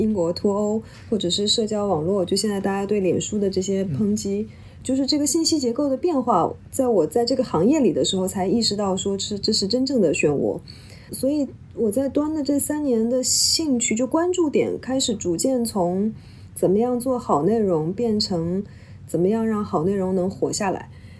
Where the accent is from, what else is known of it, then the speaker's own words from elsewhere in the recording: Jiangsu, China; moved away as an adult; also born or lived in Guangzhou / Beijing; now in Hong Kong; 我家乡在江苏。我其实是从香港开始我的工作的，所以我即便中间大概在北京住过两三年，作为特作为那个 correspondent 住在北京